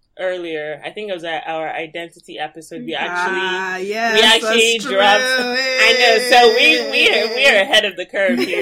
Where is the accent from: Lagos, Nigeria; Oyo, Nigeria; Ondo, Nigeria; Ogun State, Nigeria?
Lagos, Nigeria; moved away; I was born and raised in Lagos